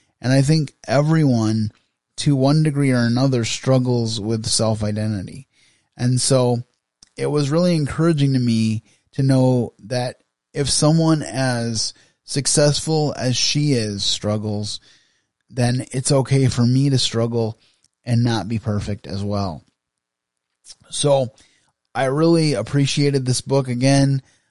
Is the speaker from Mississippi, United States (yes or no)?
no; Grand Rapids, Michigan, United States; I live in West Michigan, a little bit outside of Grand Rapids, about 45 minutes outside of Grand Rapids, but I was raised in the Grand Rapids area